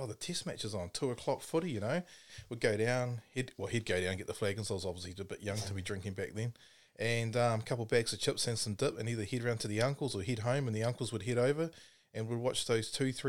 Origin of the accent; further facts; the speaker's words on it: New Zealand; You know, and that's what you did as a Kiwi kid, eh?